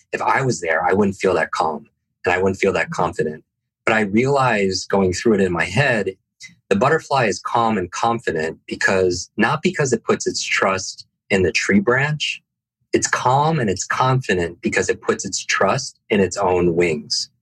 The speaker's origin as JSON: {"language": "English", "region": "Northeast", "country": "United States", "tie": "born or raised there", "said": "I I grew up in the Northeast"}